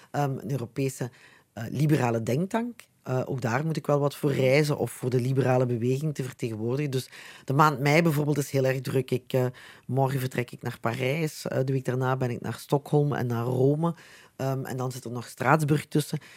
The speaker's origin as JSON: {"language": "Dutch", "town": "Wellen", "region": "Flanders", "country": "Belgium", "tie": "born or raised there", "accent": "Limburgish", "said": "Mijn Limburgs accent hoor je"}